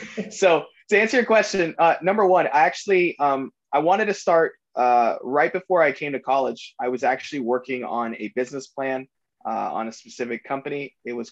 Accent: South Florida, United States; I grew up in South Florida

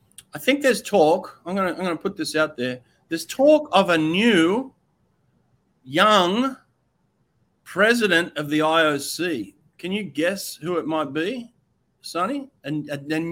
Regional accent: Australia; I'm Australian

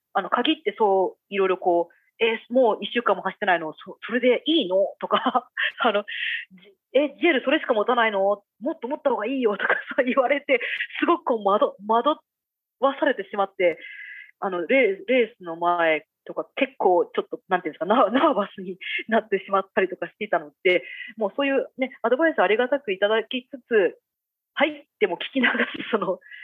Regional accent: Japan; now in Minnesota, United States

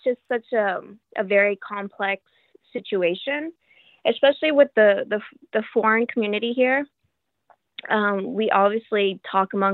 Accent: Texas, United States; moved away as an adult; now in Shanghai, China; I'm from the U.S., I'm from Texas

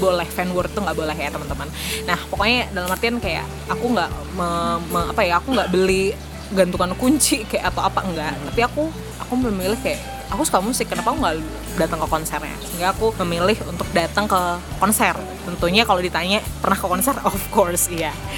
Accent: Malang, East Java, Indonesia; moved away as an adult; now in Surabaya, Indonesia; Aku asli Malang, aku lahir tumbuh di Malang

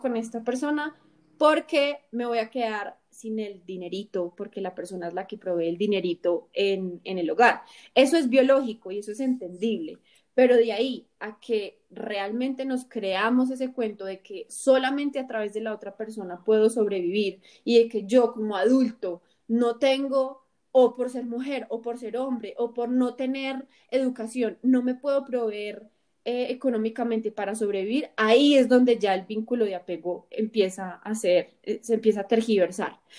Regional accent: Colombia

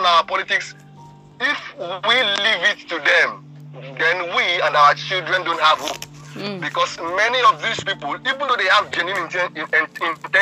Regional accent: Nigeria

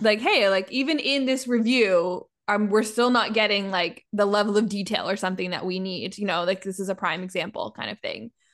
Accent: Canada; I'm Canadian

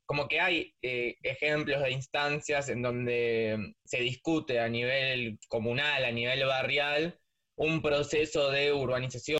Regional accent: Buenos Aires, Argentina; yo soy de Parque Patricios

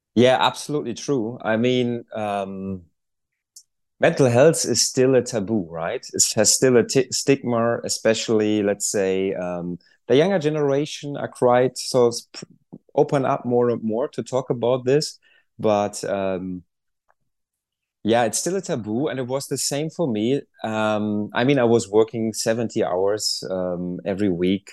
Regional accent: Germany; moved away as an adult; I'm originally from Germany

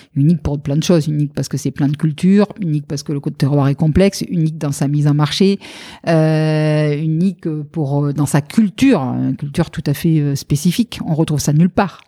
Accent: Lot-et-Garonne, Nouvelle-Aquitaine, France; accent: Sud-Ouest; also born or lived in Médoc; je suis lot garonnaise donc euh, je suis du Sud-Ouest, ça, ça, doit s'entendre un tout petit peu.

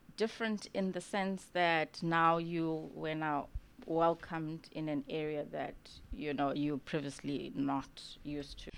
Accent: East London, Eastern Cape, South Africa; moved away as an adult; now in Cape Town, South Africa; I actually grew up in a township called Mtansane, just outside of East London.

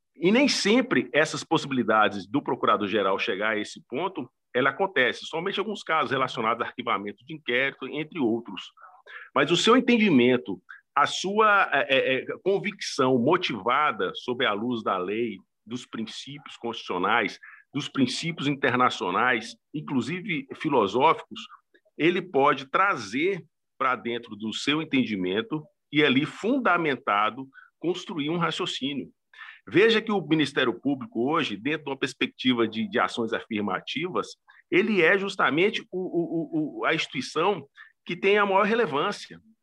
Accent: northern Minas Gerais, Brazil; now in Recife, Brazil; eu sou mineiro, professor, eu sou geraizeiro. Catrumano e ah. Catingueiro, do sertão de Minas, norte de Minas Gerais

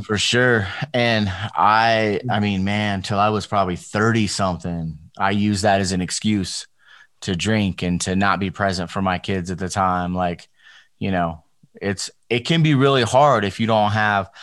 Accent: Las Vegas, Nevada, United States; I grew up, so I grew up in Las Vegas, but I grew up in in the hood part of Las Vegas.

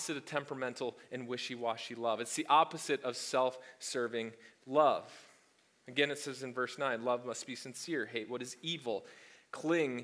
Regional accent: the South, United States; as we say in the South

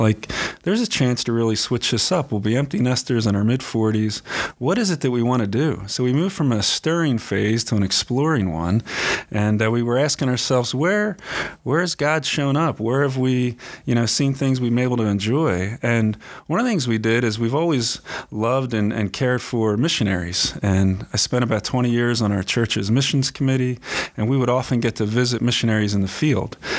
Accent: Philadelphia, Pennsylvania, United States; moved away as an adult; now in Tempe, United States; I grew up in Pennsylvania

